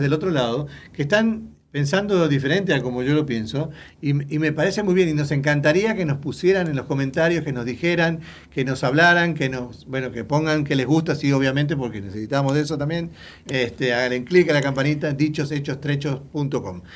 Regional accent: Uruguay; now in United States; Yo soy uruguayo

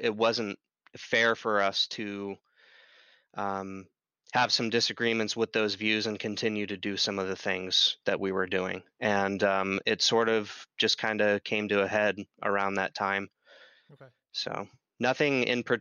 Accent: Southeast Idaho, United States; my hometown in Southeast Idaho

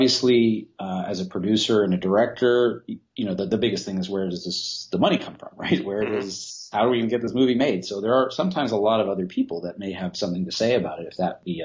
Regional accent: Canada; I'm from Canada.

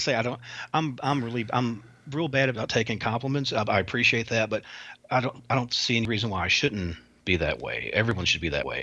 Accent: the South, United States; I'm a Southerner

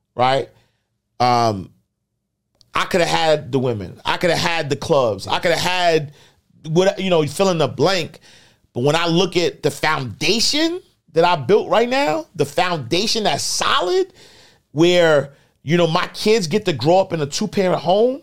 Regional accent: New York City, New York, United States; I'm the kid from Harlem

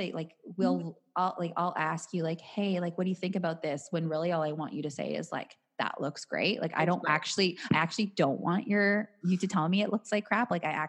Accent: Canada

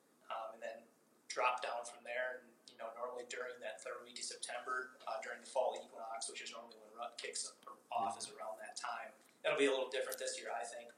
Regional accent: Wisconsin, United States; now in Colorado, United States; I come from Wisconsin

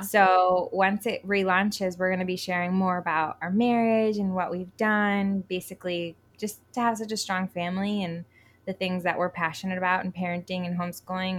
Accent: Connecticut, United States; moved away as an adult; also born or lived in New York / Colorado; now in Puerto Rico; I grew up technically in Connecticut

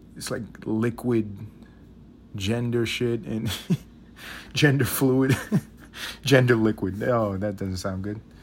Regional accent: New York City, New York, United States; I grew up in New York City

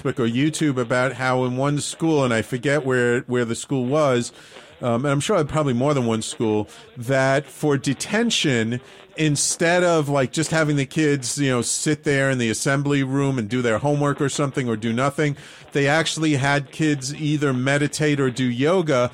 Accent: New York City, New York, United States; I grew up in the North Bronx

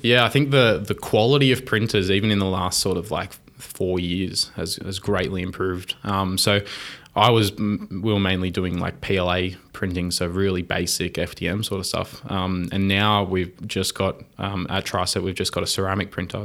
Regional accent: Wollongong, New South Wales, Australia; I grew up in Wollongong

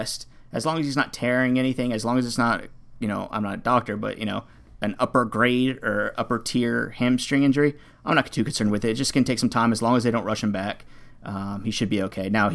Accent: Miami, Florida, United States; I grew up in Miami as well, and I sound whiter than any other white person I know

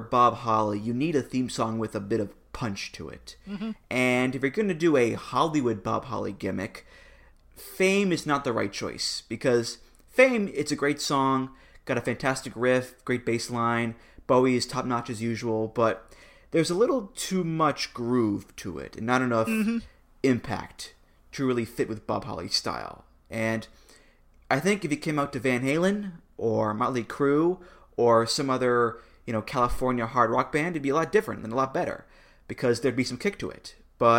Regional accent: London, United Kingdom; I'm from London, England

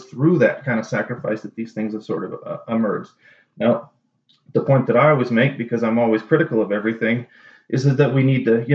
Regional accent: United States; we're from the States

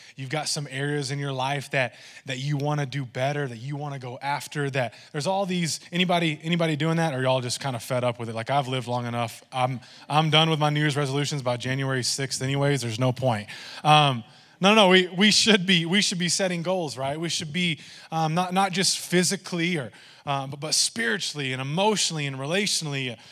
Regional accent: Texas, United States; I say y'all a lot, and I'm Texan

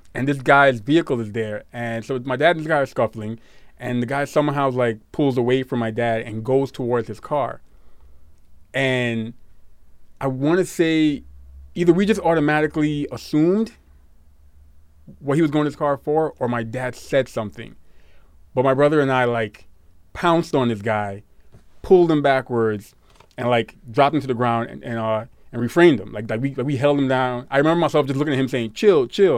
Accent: New York City, New York, United States; growing up in Brooklyn

